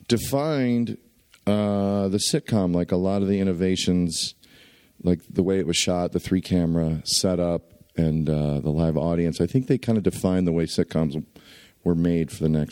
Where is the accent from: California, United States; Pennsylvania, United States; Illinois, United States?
Illinois, United States; Chicago; I grew up in Chicago.